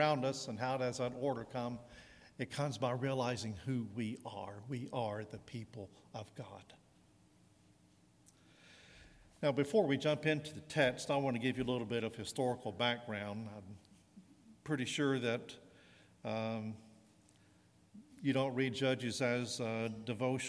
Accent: Southern American, United States; I'm American and a Southern American

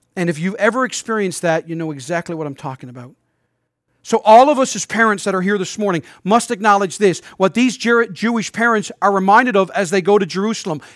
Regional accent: St. John's, Newfoundland and Labrador, Canada; moved away as an adult; I'm a native Newfoundlander, but I haven't lived here in over a decade and a half.

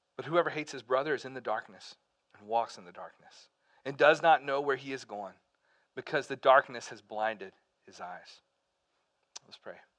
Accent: Pell City, Alabama, United States; moved away as an adult; also born or lived in Birmingham, Alabama / North Carolina; I grew up in Alabama. I uh, lived there until I was 18 years old.

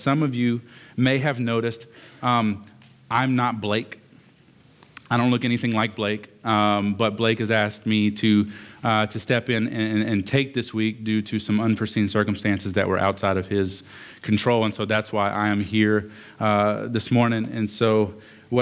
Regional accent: Lake Charles, Louisiana, United States; also born or lived in Westlake, Louisiana; I grew up in Lake Charles in Westlake. I bounced between those two quite a bit. But being in southern Louisiana is what I'm in. I grew up here in southern Louisiana

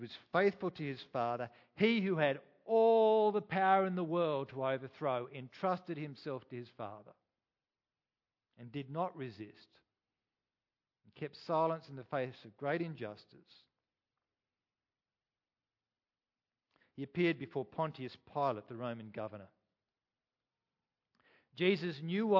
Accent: Australia; I am an Australian

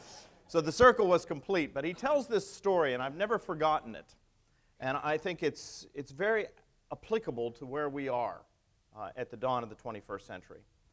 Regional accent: Pittsburgh, Pennsylvania, United States; But as you know, I came from Pittsburgh, and he was my bishop.

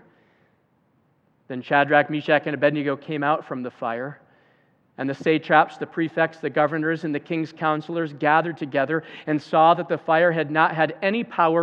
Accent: Zeeland, Michigan, United States; every year in my hometown of Zealand, there's a Memorial Day parade

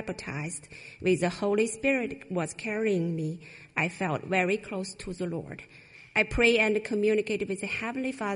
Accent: China; moved away; I went back to China twice.

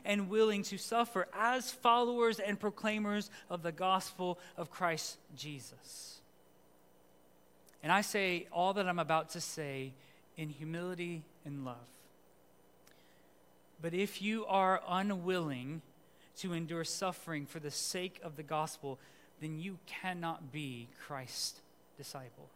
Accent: Philippines; moved away; I grew up in the Philippines

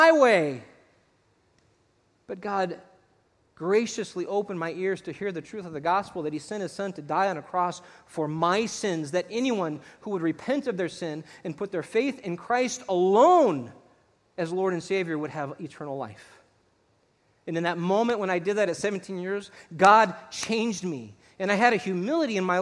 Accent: Texas, United States; I'm Texan. 100% man.

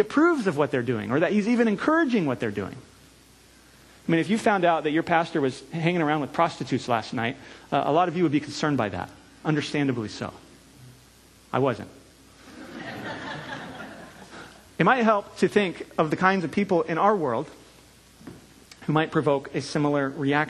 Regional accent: California, United States; moved away; I'm from California

